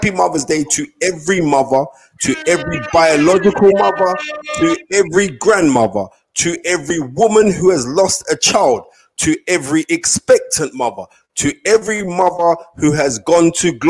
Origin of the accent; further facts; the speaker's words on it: Nigeria; I know for a fact that I'm Nigerian.